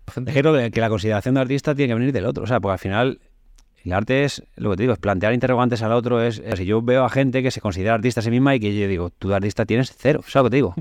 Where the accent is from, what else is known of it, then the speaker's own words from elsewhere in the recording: Community of Madrid, Spain; also born or lived in Seville; soy madrileño, pero también tengo todavía más arraigo que a Madrid lo tengo, evidentemente, pero a la juez más todavía.